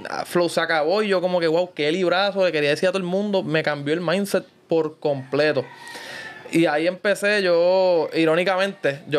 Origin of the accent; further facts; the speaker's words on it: Guaynabo, Puerto Rico; yo soy de Guaynabo